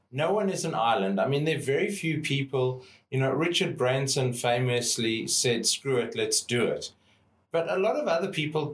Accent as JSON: {"language": "English", "country": "South Africa", "tie": "born or raised there", "moved": "as an adult", "lives_now": "Australia", "said": "growing up in South Africa as a white male in South Africa"}